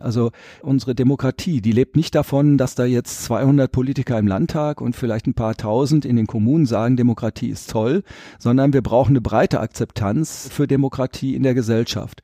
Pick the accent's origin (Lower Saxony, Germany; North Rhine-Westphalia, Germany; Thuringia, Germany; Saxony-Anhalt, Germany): North Rhine-Westphalia, Germany; Rietberg; also born or lived in Düsseldorf; das ist meine Heimat und ich bin der Vertreter dieser Region und in Riedberg habe ich auch mein Haus